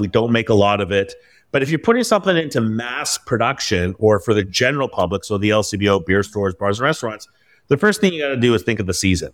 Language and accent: English; Vancouver, British Columbia, Canada; now in Toronto, Canada; being in Ontario, although I'm from Vancouver.